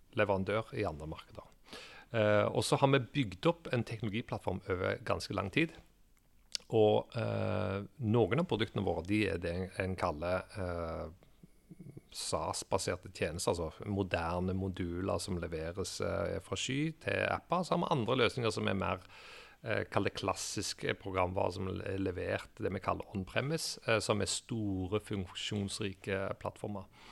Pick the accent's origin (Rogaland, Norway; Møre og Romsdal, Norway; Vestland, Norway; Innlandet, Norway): Rogaland, Norway; Stavanger; moved away as an adult; also born or lived in England; jeg er en gutt fra Stavanger som eh, har vokst opp eh, i oljebyen.